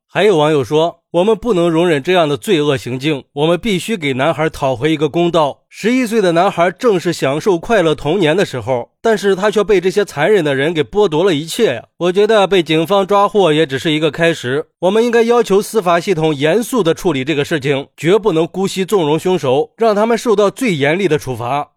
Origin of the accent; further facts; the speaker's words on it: Yuncheng, Shanxi, China; 因为我就是运城临沂县的